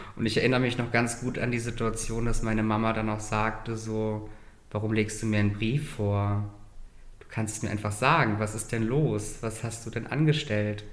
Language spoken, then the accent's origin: German; Germany; now in Berlin, Germany; meine Eltern sind aus Russland und Kasachstan, die sind dann in Deutschland emigriert, sind dann in Saloy ansässig geworden. Ich bin dort aufgewachsen